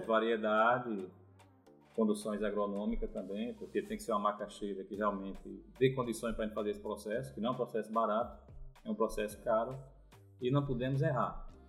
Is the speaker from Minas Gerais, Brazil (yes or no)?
no; Pernambuco, Brazil; moved away as an adult; now in Paraíba, Brazil; sou de Pernambuco. É, vim para aqui para Paraíba, acho que com 25 anos de idade